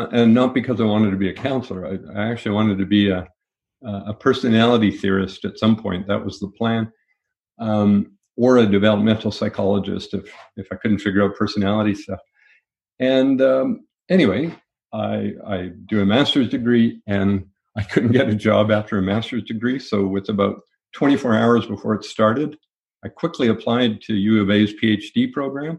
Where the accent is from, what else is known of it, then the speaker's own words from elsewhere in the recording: Winnipeg, Manitoba, Canada; also born or lived in Winkler, Manitoba; We moved to Winnipeg. I grew up in Winnipeg.